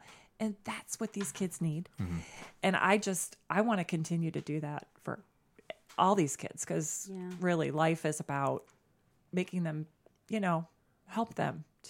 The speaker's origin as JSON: {"language": "English", "town": "Bay Village", "region": "Ohio", "country": "United States", "lives_now": "Perrysburg, United States", "said": "I'm from Cleveland originally, so Bay Village, West Side."}